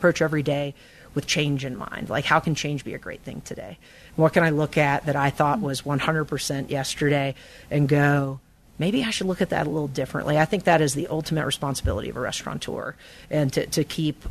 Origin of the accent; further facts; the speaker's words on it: Kernersville, North Carolina, United States; also born or lived in Greensboro / Raleigh; I was born in Greensboro, grew up in Kernersville, a little tiny town between Winston-Salem and Greensboro